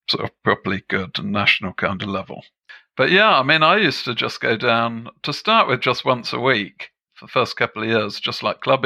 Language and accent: English; England, United Kingdom; also born or lived in Germany; back in England, when I was a kid, I used to think that we played croquet back on our back lawn.